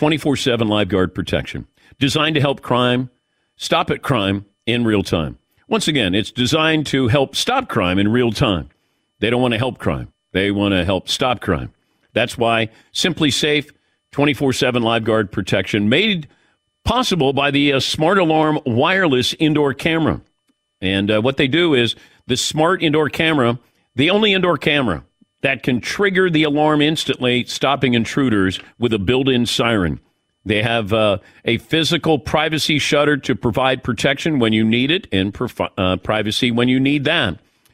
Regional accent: Ohio, United States; Well, it's because I grew up in Ohio and we have the Ohio State.

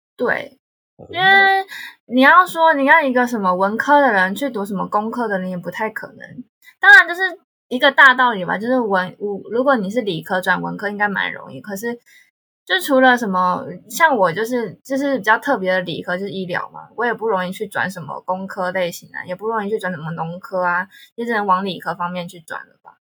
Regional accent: Taiwan; accent: Taiwanese; moved away as an adult; now in South Korea; 因为台湾腔被打枪

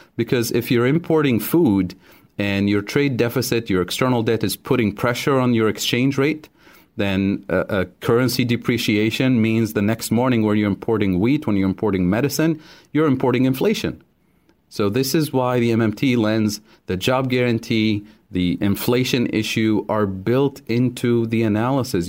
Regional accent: Tunisia; moved away as an adult; I grew up in Tunisia

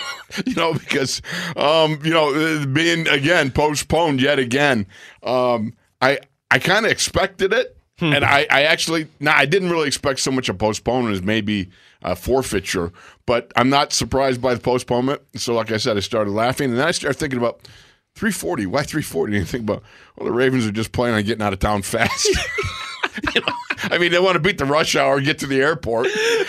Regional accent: Buffalo, New York, United States; moved away; also born or lived in Minnesota; I'm from Buffalo, man.

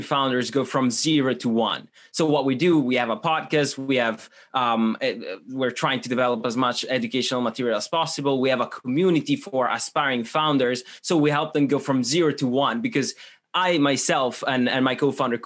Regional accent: Switzerland; English is a second language; moved away as an adult; also born or lived in Italy / University of Michigan; now in London, United Kingdom; I'm originally from Italy. However, I grew up in Switzerland, so sort of a international profile there

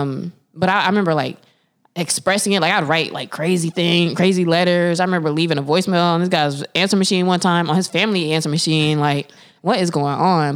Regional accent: Winston-Salem, North Carolina, United States; I grew up in Winston-Salem, which is the home of Winston Cigarettes

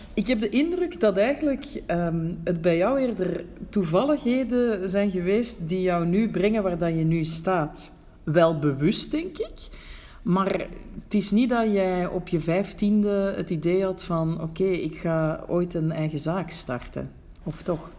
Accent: Belgium; moved away as an adult; now in Morocco; als buitenlander in Marokko toch ook ergens nog een link heb met mijn thuisland

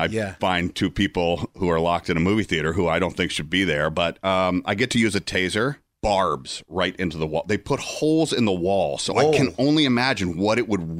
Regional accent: Atlanta, Georgia, United States; Atlanta, Georgia, yeah.

